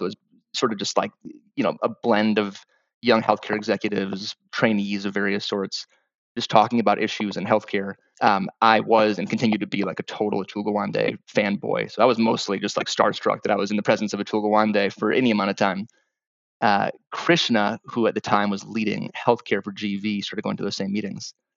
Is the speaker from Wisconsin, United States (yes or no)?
yes; Wisconsin, United States; moved away as an adult; I'm from Wisconsin originally